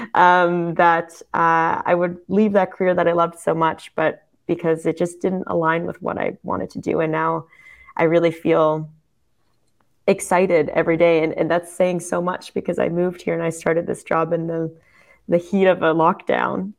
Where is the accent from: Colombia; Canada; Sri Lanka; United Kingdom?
Canada; now in Germany; I'm German Canadian